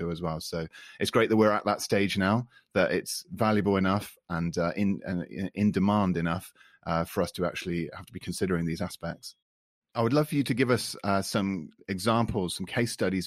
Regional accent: United Kingdom; accent: British; first language English; now in France; my British accent

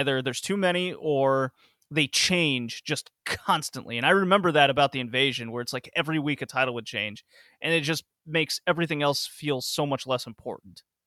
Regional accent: the South, United States; I grew up in the South.

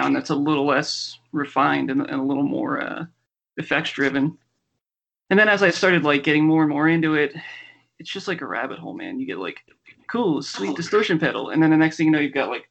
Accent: Philadelphia, Pennsylvania, United States; now in Denver, United States; I am from Philadelphia, and I live in Denver

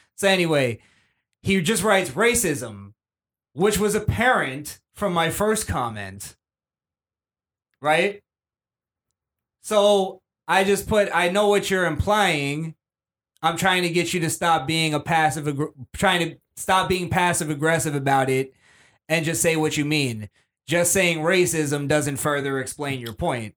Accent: Fort Lauderdale, Florida, United States; we say bra a lot because we're from Lauderdale.

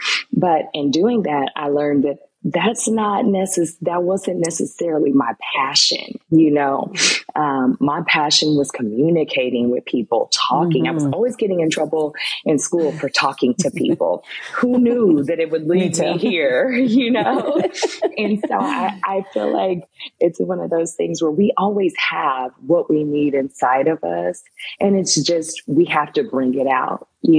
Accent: Tulsa, Oklahoma, United States; moved away as an adult; also born or lived in Muskogee, Oklahoma / Los Angeles, California; now in Houston, United States; when I was around 5, actually, lived here until I was in the 3rd grade, and then I moved back to Tulsa, Oklahoma. And I grew up in Tulsa. I went to Broken Arrow High School. And then from there, I went on to the University of Oklahoma before moving to Los Angeles

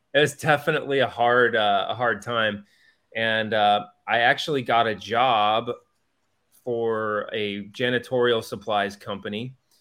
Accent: Wheaton, Illinois, United States; moved away; also born or lived in Arizona / Saint Louis; I grew up in Wheaton, Illinois, which is outside the Chicago area

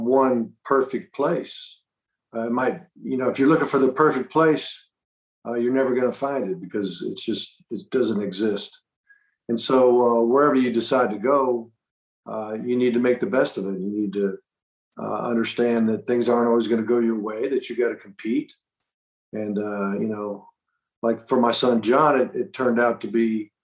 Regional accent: Boca Raton, Florida, United States; also born or lived in Miami, Florida; I grew up in Boca Raton, Florida, went to the University of Miami, which was like an hour down the road

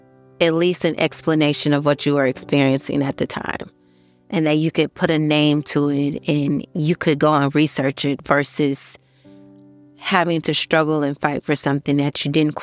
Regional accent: United States; I'm an American Nigerian, and I am the wife of a sickle cell warrior.

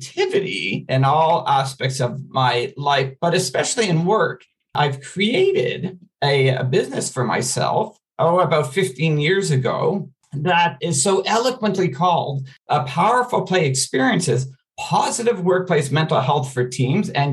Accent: Montreal, Quebec, Canada; moved away as an adult; now in Alberta, Canada; I grew up in Montreal in a Jewish neighborhood, being that I'm Jewish

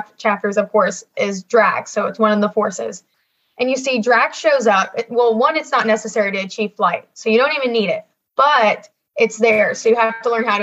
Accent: Ohio, United States; I'm from Ohio

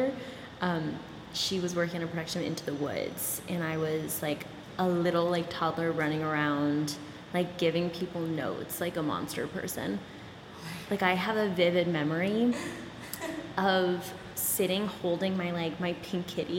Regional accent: New Jersey, United States; moved away as an adult; also born or lived in Long Island, New York; now in New York City, United States; I grew up in New Jersey

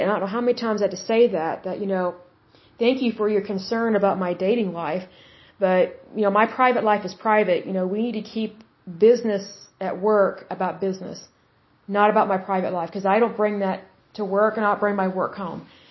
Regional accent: Oklahoma, United States; I'm from Oklahoma

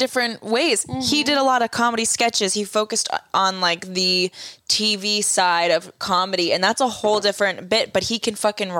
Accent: Boston, Massachusetts, United States; we're not Spanish and we're from Boston.

